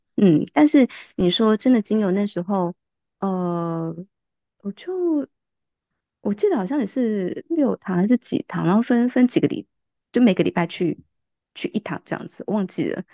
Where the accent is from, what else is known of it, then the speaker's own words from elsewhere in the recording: Kaohsiung, Taiwan; moved away as an adult; now in Taipei, Taiwan; 虽然我也是高雄人